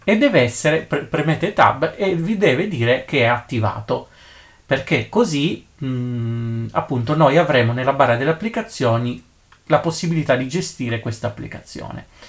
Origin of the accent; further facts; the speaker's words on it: Italy; nel mio paese eh, d'Italia